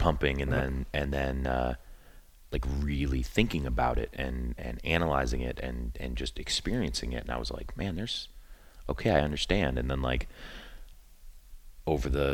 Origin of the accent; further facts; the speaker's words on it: Cleveland, Ohio, United States; I grew up in Cleveland, Ohio